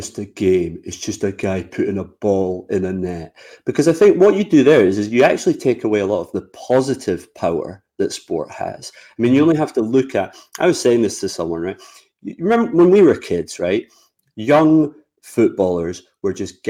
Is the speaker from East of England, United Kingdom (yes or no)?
no; Scotland, United Kingdom; being Scottish